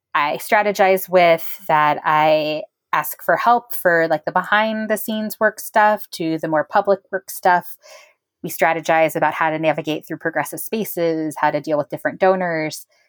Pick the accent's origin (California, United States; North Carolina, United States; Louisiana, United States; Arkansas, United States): California, United States; Bakersfield; moved away; also born or lived in South Texas; I grew up in Bakersfield, California.